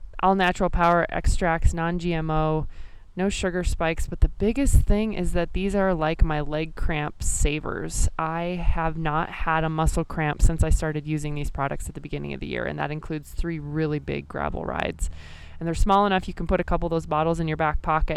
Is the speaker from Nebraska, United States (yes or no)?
yes; Nebraska, United States; moved away; reconnect with a bunch of folks from my home state